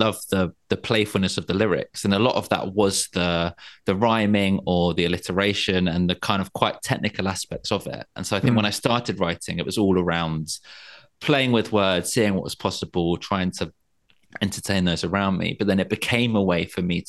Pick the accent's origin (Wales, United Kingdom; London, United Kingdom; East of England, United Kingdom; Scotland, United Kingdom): London, United Kingdom; moved away as an adult; now in Margate, United Kingdom; I grew up in London. And I now live down by the sea in Margate